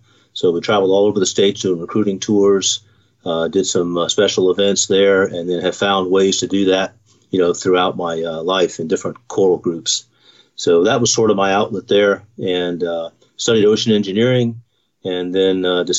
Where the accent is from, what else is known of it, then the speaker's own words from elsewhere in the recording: Knoxville, Tennessee, United States; born there; also born or lived in Virginia / Pennsylvania / Nevada / California; I was a Navy brat. So born in Knoxville, Tennessee. My father was in the Navy for 30 years. And so we moved all over the place from Virginia, Pennsylvania, Nevada, California. Settled back in Rome, Georgia, which was his hometown.